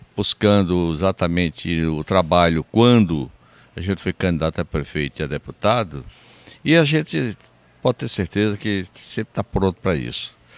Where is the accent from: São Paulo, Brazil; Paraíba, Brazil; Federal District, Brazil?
Paraíba, Brazil; Sousa; sou de Souza, nasci em Souza